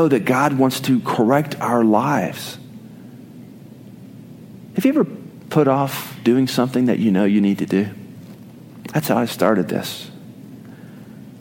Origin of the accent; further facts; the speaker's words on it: Oklahoma, United States; I did not grow up in Texas. I grew up in Oklahoma